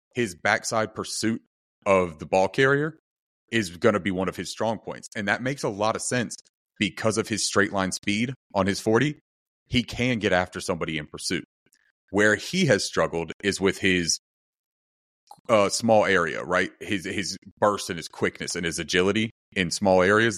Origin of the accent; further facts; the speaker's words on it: North Carolina, United States; I'm from North Carolina